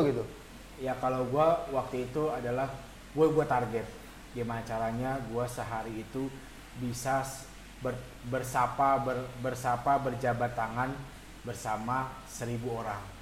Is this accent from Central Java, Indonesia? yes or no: no; Palembang, South Sumatra, Indonesia; gue kan emang asli Palembang